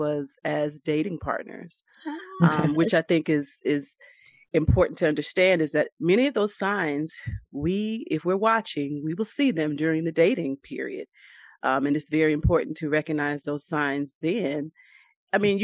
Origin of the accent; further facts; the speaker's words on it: Raleigh, North Carolina, United States; also born or lived in New Bern, North Carolina / Pollocksville, North Carolina; I am from Raleigh, but I have roots in Eastern North Carolina, New Bern, Pollocksville.